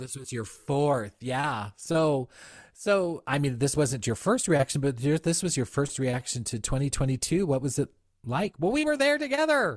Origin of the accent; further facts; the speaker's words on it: United States; I am American